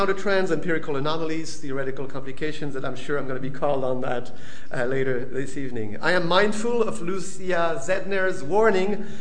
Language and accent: English; southern France, France; moved away; my hometown in southern France